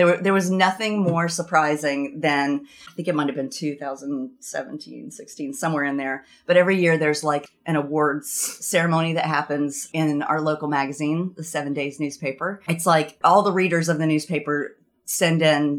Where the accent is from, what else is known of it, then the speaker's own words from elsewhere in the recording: the South, United States; moved away as an adult; also born or lived in Burlington, Vermont; now in Vermont, United States; growing up in the South